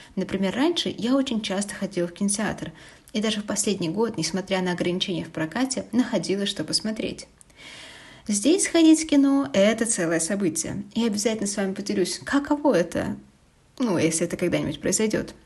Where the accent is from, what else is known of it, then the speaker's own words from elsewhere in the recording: Kaliningrad, Kaliningrad Oblast, Russia; moved away as an adult; Еще в детстве в Калининграде